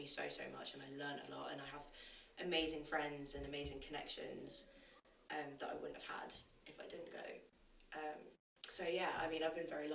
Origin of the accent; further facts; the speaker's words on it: London, United Kingdom; Because I come from Brixton. I've lived in Brixton, South London, my entire life.